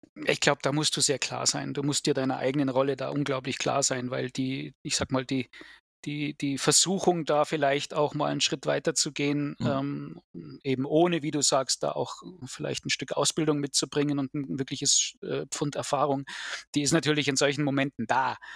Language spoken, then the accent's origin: German; Germany; hier bei uns in Deutschland